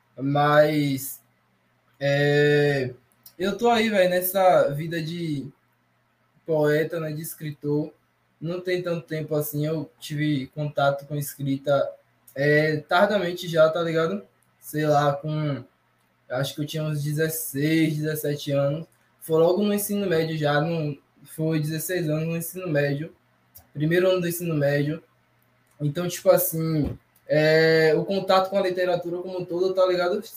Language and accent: Portuguese; Itarana, Brazil; also born or lived in Feira de Santana; aqui em Itarana, por exemplo, na minha cidade natal onde eu tô aqui